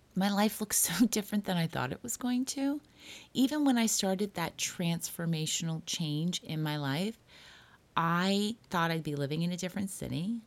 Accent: Toronto, Ontario, Canada; also born or lived in Hollywood; now in Los Angeles, United States; I grew up in Toronto

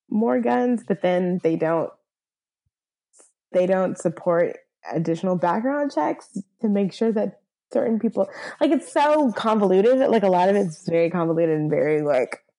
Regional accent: Southern US, United States; whereas like I'm from the South, but like I never got like my my real like Southern accent.

